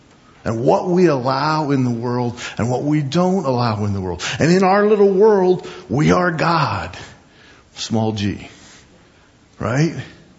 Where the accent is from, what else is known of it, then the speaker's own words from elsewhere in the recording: Midwest, United States; I grew up in the East and the Midwest. We'd have snow and ice storms, and power would go out for a couple days.